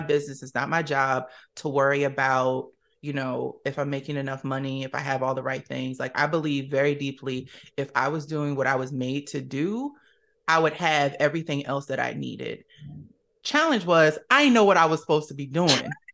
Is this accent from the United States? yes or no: yes; Camden, New Jersey, United States; now in Washington, D.C. area, United States; originally from Camden, New Jersey, shout out to my Jersey folks